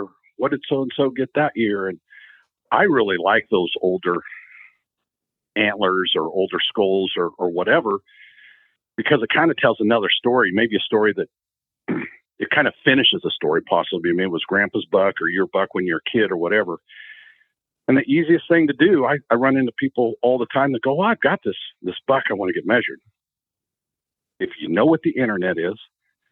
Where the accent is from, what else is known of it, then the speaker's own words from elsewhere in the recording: Central Oregon, United States; I grew up in Central Oregon